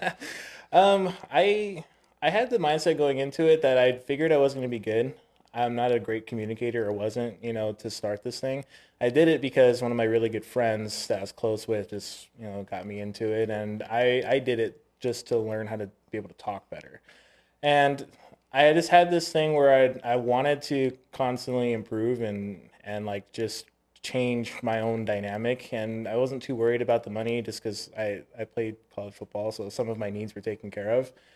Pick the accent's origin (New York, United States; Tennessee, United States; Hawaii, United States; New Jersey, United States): Hawaii, United States; Oahu; moved away; I was born in Oahu